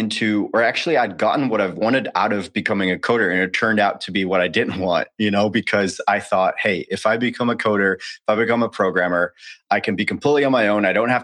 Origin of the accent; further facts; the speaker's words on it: Netherlands; moved away as an adult; also born or lived in United States; born and raised in the Netherlands, lived there for 20 years until I enlisted